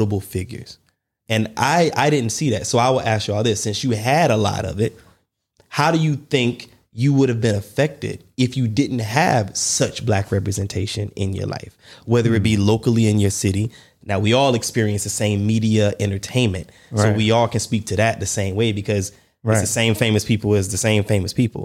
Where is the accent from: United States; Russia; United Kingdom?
United States; Warner Robins, Georgia; I grew up in Warner Robins, Georgia